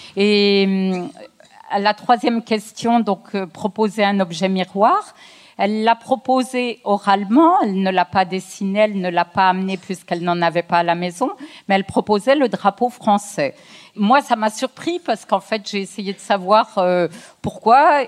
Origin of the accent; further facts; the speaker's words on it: France; je suis née en France, j'ai la nationalité française. Euh, mes parents sont d'origine algérienne